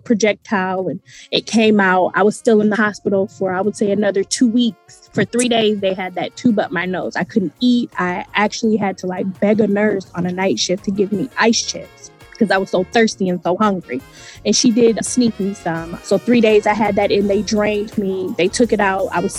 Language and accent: English; Michigan, United States; also born or lived in Virginia; we're from Michigan